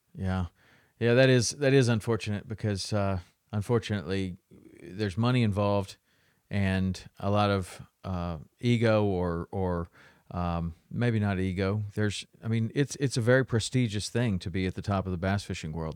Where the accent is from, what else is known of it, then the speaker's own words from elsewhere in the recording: Tennessee, United States; I grew up in Tennessee, so we would go through the locks all the time